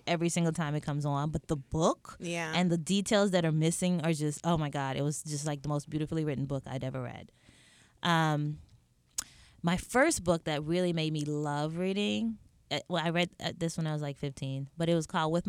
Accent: Atlanta, Georgia, United States; also born or lived in St. Elizabeth, Jamaica; St. Elizabeth, Jamaica. So we came over when I was four, but grew up in Atlanta, went back. And I tell people, I was kind of raised in Atlanta

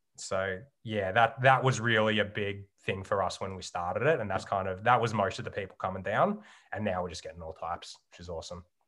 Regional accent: Geelong, Victoria, Australia; moved away as an adult; growing up in Geelong

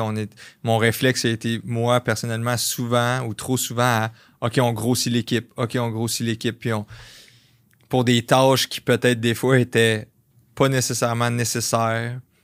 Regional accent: Varennes, Quebec, Canada; je viens de Varennes, ça, ça arrive sud de Montréal

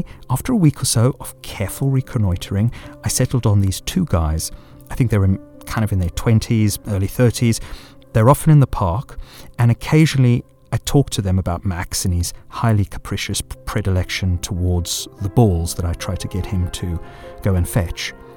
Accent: South Africa; growing up in South Africa during the apartheid era

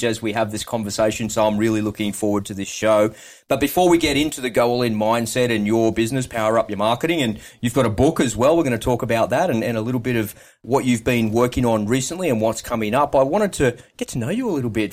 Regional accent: Sydney, New South Wales, Australia; I grew up out in Western Sydney

